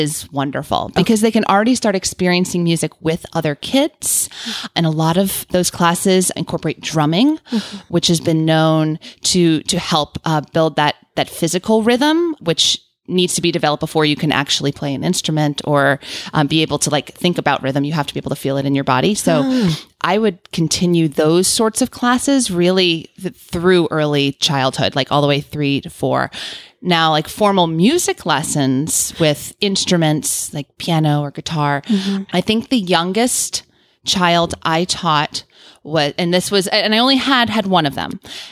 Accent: New Orleans, Louisiana, United States; I grew up in New Orleans

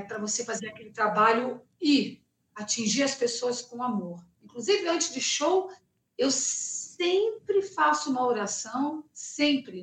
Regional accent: Rio de Janeiro, Brazil; also born or lived in United States; now in São Paulo, Brazil; Eu sou carioca, então eu cresci com essa base

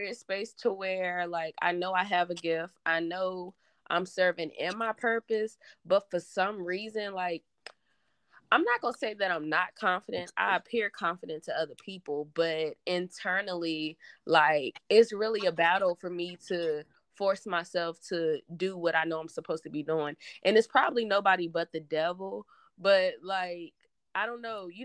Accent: Danville, Virginia, United States; I'm from Danville, Virginia. Okay. And I'm still currently in the same place

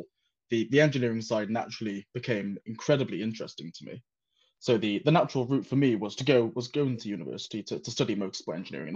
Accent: Wales, United Kingdom; moved away as an adult; also born or lived in Shalford, Surrey; now in Surrey, United Kingdom; I'm originally from Wales. So I've had to move to England for work. I grew up in a very small town in Wales

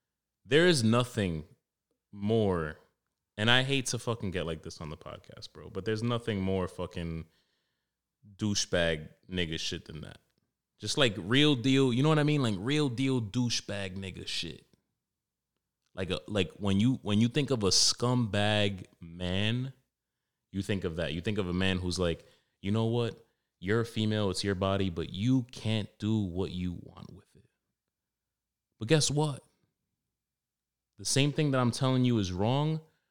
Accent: New York City, New York, United States; I grew up in Wash Heights in Harlem. Not a competition. Mine's a little more rough

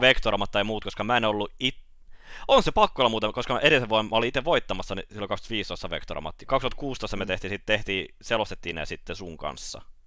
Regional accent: Turku, Southwest Finland, Finland; mä oon turkulainen

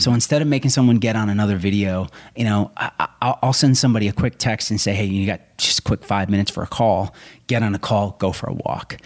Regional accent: Rochester, Minnesota, United States; I grew up in southern Minnesota

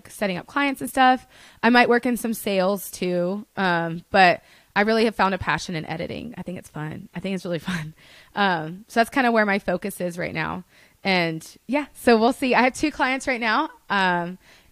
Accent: Birmingham, Alabama, United States; accent: Southern; also born or lived in Los Angeles; now in Nashville, United States; growing up in Alabama, I told you it's a monoculture

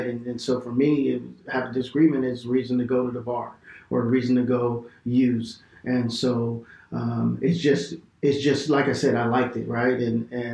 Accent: Bakersfield, California, United States; moved away as an adult; now in Fresno, United States; I grew up in Bakersfield, California

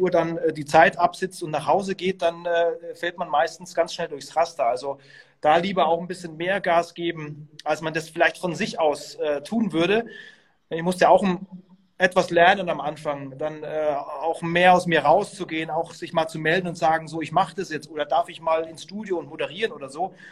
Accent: Bavaria, Germany; Ich bin, äh, ich, ich bin Franke und ähm, ich war eigentlich immer Bayern-Fan

